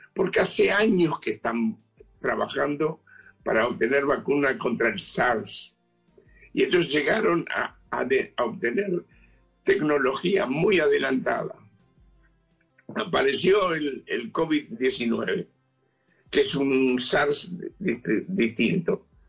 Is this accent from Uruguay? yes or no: yes; Uruguay; now in Israel; yo soy uruguayo